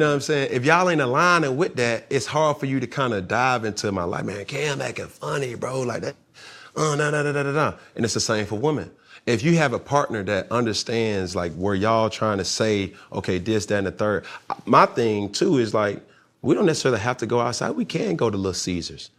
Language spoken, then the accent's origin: English; College Park, Georgia, United States; I'm just from Cali Park